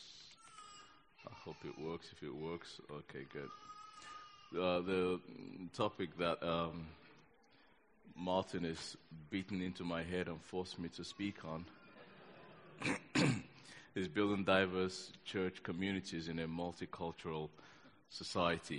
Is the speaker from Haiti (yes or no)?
no; Nigeria; now in London, United Kingdom; I'm a Nigerian, born in Nigeria. I've lived in this country for most of my life now